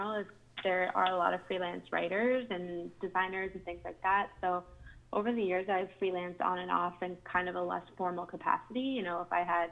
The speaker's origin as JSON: {"language": "English", "town": "Pittsburgh", "region": "Pennsylvania", "country": "United States", "moved": "yes", "lives_now": "New York City, United States", "said": "Based out of New York City, but I'm originally from Pittsburgh, Pennsylvania"}